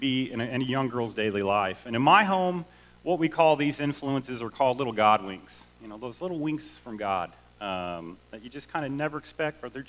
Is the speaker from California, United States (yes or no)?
no; Southwest Missouri, United States; also born or lived in Chicago; I was born in Chicago. I grew up in Southwest Missouri.